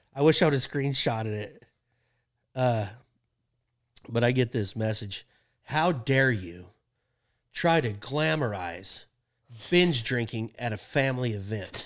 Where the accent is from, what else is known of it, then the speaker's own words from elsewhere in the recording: Pawhuska, Oklahoma, United States; my hometown, like around Pawhuska